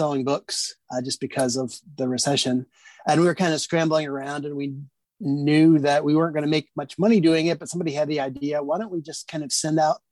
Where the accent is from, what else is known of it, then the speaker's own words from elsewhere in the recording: Washington, District of Columbia, United States; moved away as an adult; also born or lived in Indiana; now in Indianapolis, United States; I grew up in the Washington, D.C. area, but my parents are both from the Midwest.